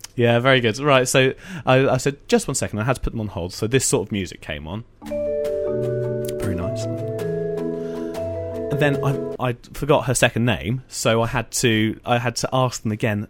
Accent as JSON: {"language": "English", "area": "Essex", "region": "East of England", "country": "United Kingdom", "tie": "born or raised there", "said": "I grew up in Essex."}